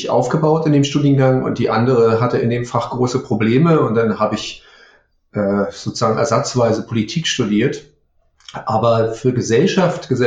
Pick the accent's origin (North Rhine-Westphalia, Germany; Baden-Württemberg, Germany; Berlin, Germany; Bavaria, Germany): Berlin, Germany; Ich, ähm, ich stamme aus Berlin.